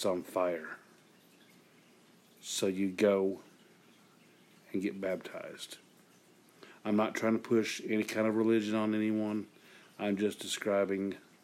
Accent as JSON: {"language": "English", "region": "Eastern Kentucky", "country": "United States", "said": "I'm from Eastern Kentucky, the rural area."}